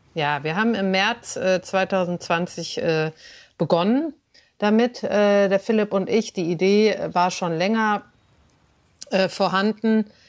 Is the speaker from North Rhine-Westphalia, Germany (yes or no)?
yes; Cologne, North Rhine-Westphalia, Germany; ich bin in Köln aufgewachsen, ein wenig außerhalb der Stadt